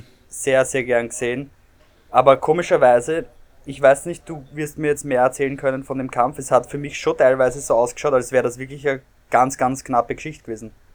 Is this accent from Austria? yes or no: yes; Austria; als Österreicher